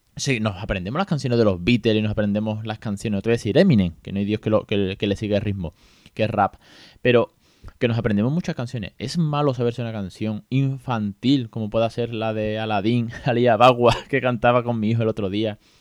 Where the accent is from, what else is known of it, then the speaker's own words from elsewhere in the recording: Andalusia, Spain; soy muy andaluz